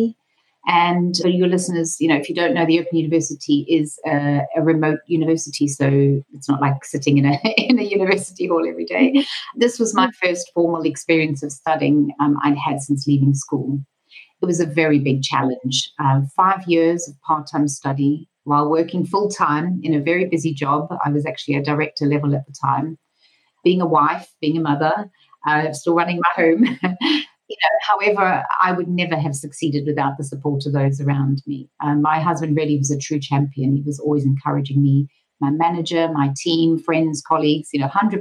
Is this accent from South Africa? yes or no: yes; Durban, KwaZulu-Natal, South Africa; moved away; I'm originally from South Africa. And coincidentally, as we found out when we first met, also from Durban. So growing up in the 70s and 80s